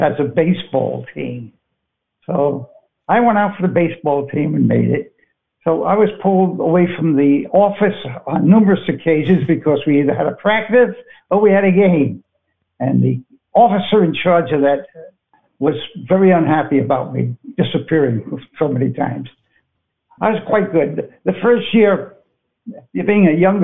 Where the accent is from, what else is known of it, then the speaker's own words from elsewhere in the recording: New York City, New York, United States; moved away; also born or lived in Brooklyn / Manhattan; I was born in Brooklyn, but I never lived there. Lived in Queens for about 16 years